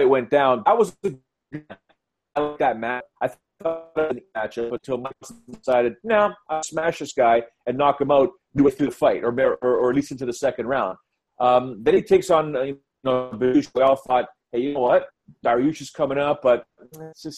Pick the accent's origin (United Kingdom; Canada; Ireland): Canada; I'm the only Canadian there